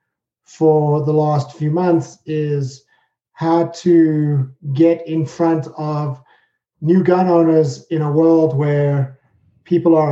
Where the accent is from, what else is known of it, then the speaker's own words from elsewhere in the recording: South Africa; moved away as an adult; also born or lived in United Kingdom; now in New Jersey, United States; I'm originally from South Africa